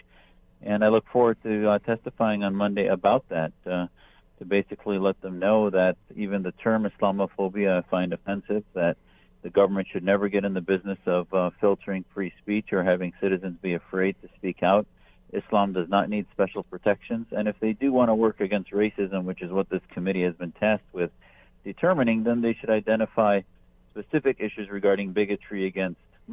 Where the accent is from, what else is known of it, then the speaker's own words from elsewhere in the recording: United States; as an American